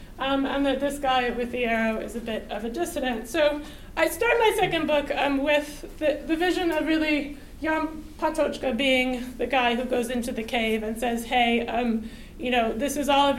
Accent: United States; an American

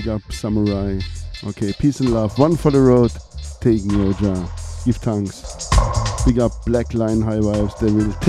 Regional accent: Germany; English is a second language; Born in Germany. My parents are from Yugoslavia. My grandfather is Italian. Grandmother German. Another grandmother is a gypsy.

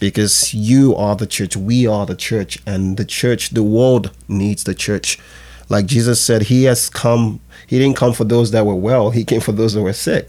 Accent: Nigeria; also born or lived in England; I was born in West Africa, Nigeria, and, um, I moved to England when I was younger, when I was, like, five years old, and, um, spent a couple of years there. Then when I got back to Nigeria

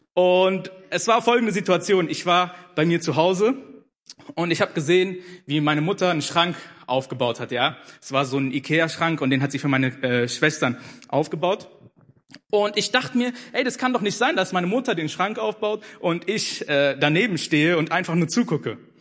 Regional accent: Germany; also born or lived in Ethiopia / Hannover; ich bin in Äthiopien geboren, aber mit vier Jahren äh, nach Deutschland gekommen. Also ich bin praktisch mein Leben lang hier groß geworden

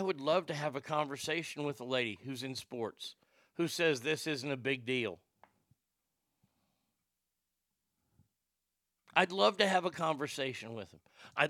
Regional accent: California, United States; As a Californian, I stand with West Virginia on this one.

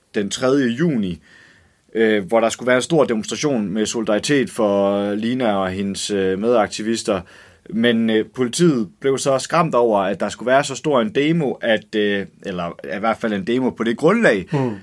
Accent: Germany; now in Denmark; en tysk kvinde, der er, jeg er vokset op i Tyskland

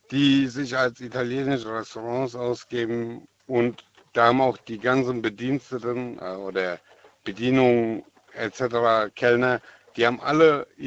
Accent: Germany; born there; Meine Eltern wurden hier als Gastarbeiter eingeladen in Deutschland. Ich bin in Deutschland geboren.

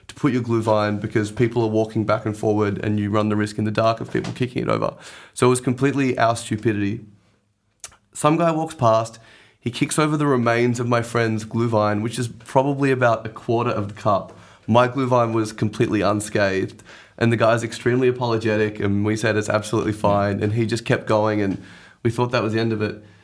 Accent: Australia; growing up in Australia

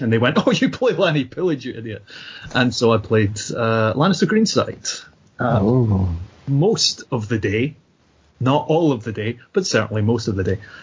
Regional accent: Scotland, United Kingdom; I'm Scottish

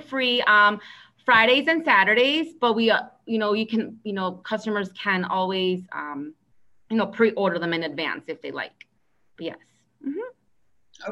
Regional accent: Aurora, Illinois, United States; I was born and raised in Aurora, Illinois

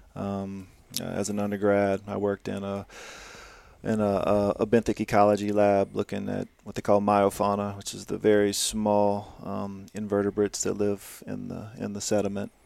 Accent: Louisiana, United States; I'm, I'm from Louisiana, like I said, I grew up eating, you know, crabs and crawfish and shrimp

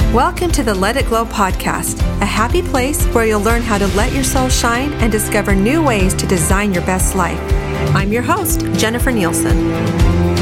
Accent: Arizona, United States; So I was born and raised in Arizona. I'm a native

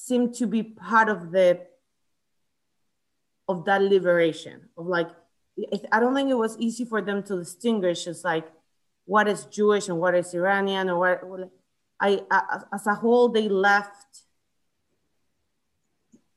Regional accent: Chile; also born or lived in United States; now in Atlanta, United States; I grew up I was born in the States. I grew up in Chile most of my life

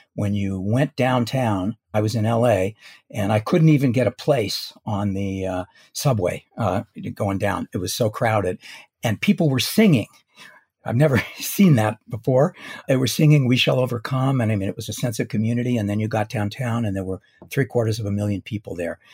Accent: Los Angeles, California, United States; I was born in Los Angeles

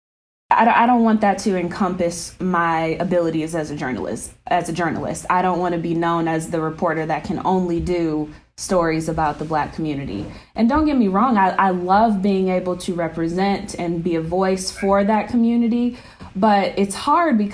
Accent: Detroit, Michigan, United States; Growing up in Metro Detroit

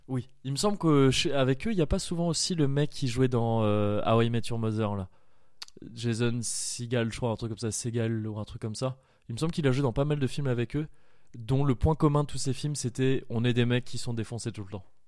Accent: Paris region, Île-de-France, France; now in Bordeaux, France; Je suis de Paris, de région parisienne à la base. Je suis arrivé à, Bordeaux

